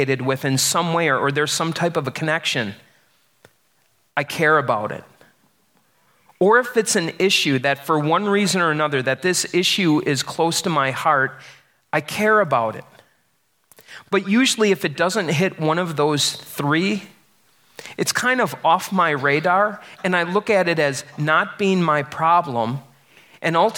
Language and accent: English; Wisconsin, United States; I'm from Wisconsin